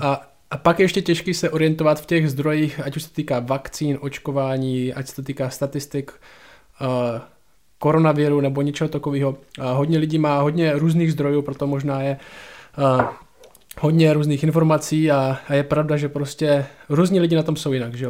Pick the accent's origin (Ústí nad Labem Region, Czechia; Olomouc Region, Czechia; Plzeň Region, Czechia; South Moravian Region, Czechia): Olomouc Region, Czechia; Šumperk; u nás v Šumperku